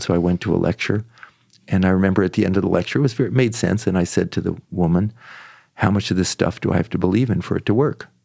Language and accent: English; San Francisco Bay Area, California, United States; also born or lived in Washington, D.C.; I was born in Washington, D C. I grew up in the San Francisco Bay Area.